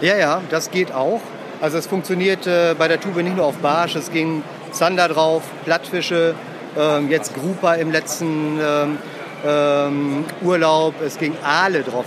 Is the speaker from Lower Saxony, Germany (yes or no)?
yes; Emsland, Lower Saxony, Germany; Ich bin im Emsland oder Ems aufgewachsen